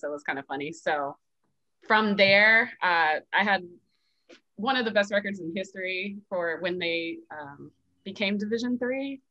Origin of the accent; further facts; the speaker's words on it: Las Vegas, Nevada, United States; moved away as an adult; also born or lived in Baltimore; I'm originally from Las Vegas, Nevada